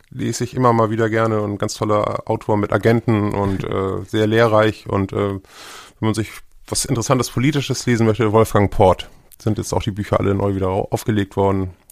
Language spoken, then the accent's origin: German; Hamburg, Germany; Also ich bin 71 äh, in Hamburg geboren